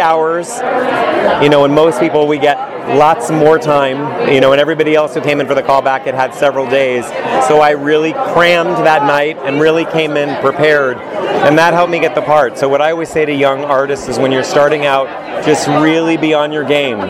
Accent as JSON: {"language": "English", "region": "California", "country": "United States", "tie": "born or raised there", "said": "I grew up here in California"}